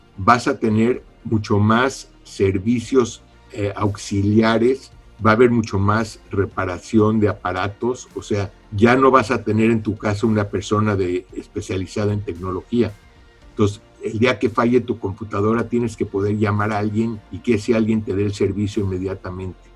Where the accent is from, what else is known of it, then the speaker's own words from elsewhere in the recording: Mexico City, Mexico; moved away as an adult; also born or lived in San Diego; Nací en la Ciudad de México, estudié ingeniería mecánica eléctrica en la UNAM